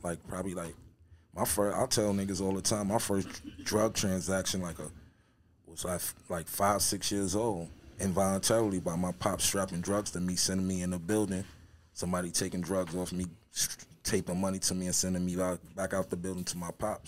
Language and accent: English; New York City, New York, United States; I grew up in um in the eighties. Harlem growing up